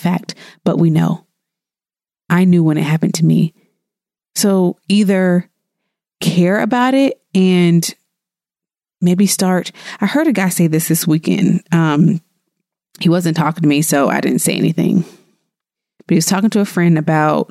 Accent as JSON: {"language": "English", "region": "the South", "country": "United States", "said": "I'm from the South"}